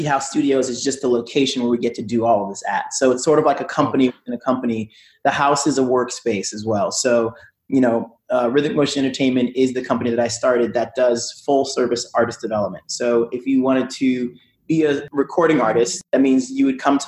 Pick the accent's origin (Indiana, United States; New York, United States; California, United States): New York, United States; moved away as an adult; also born or lived in New Jersey; now in Los Angeles, United States; I'm from New York